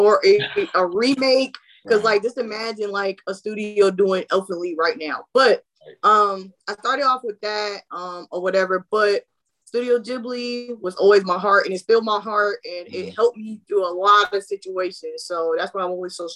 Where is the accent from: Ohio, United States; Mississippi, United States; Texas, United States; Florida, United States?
Florida, United States; I'm a big Disney girl because I'm from Florida, you know, shout out, you know, 407. But so we grew up on Disney.